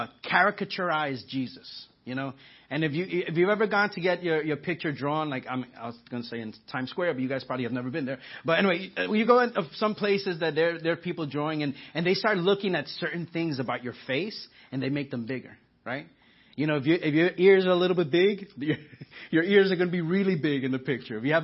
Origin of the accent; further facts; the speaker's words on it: New York, United States; moved away; I'm from New York, so I say awe